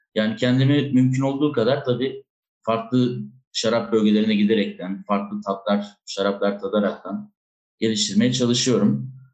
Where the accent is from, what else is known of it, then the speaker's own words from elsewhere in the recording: Adana, Turkey; moved away as an adult; also born or lived in Istanbul; now in Spain; Adana'da tabii, e, doğup büyüyünce, e, üniversiteyi kazanana kadar Adana'da yaşadım ben